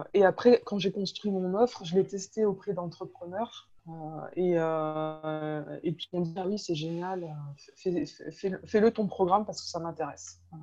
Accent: France; moved away as an adult; also born or lived in Nancy / Thonon-les-Bains; pour nous euh, français

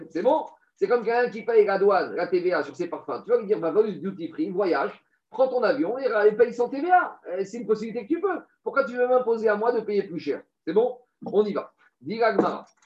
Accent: Tiberias, Northern District, Israel; En gros, moi, j'ai réussi à faire une bonne affaire parce que je viens de Tibériade.

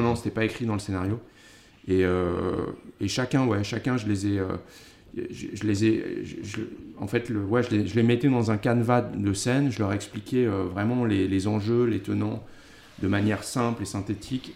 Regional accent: Paris, Île-de-France, France; j'ai grandi à Paris

